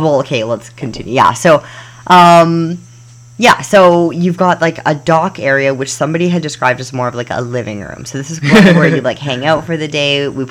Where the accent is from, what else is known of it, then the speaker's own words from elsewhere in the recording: Calgary, Alberta, Canada; moved away; we're from Canada land.